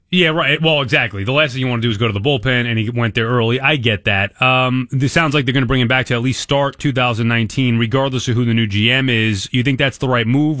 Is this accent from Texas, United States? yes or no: no; Long Island, New York, United States; I'm from Long Island